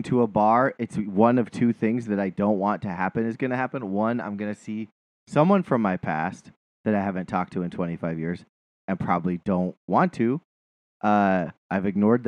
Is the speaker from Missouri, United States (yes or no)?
no; Montana, United States; moved away; my hometown